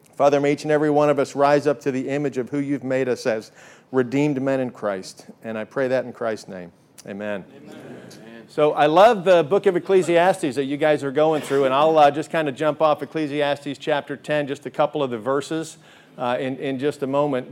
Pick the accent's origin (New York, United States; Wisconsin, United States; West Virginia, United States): New York, United States; Long Island; moved away; I grew up in New York on Long Island